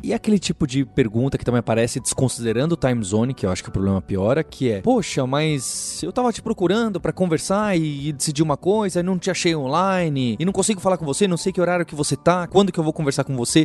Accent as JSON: {"language": "Portuguese", "region": "São Paulo", "country": "Brazil", "said": "Então somos nós dois de São Paulo"}